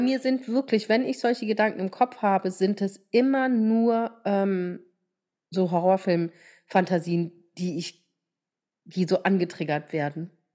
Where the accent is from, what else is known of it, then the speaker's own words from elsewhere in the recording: Rhineland-Palatinate, Germany; Bei uns in der Pfalz